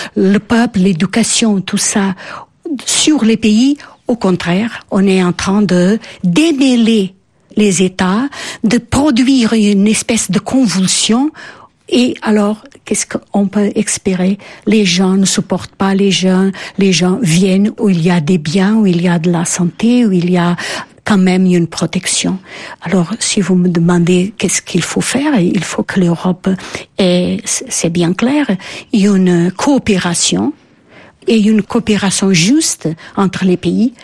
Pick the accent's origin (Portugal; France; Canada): Portugal; French is a second language; Je suis une fille de l'école républicaine portugaise.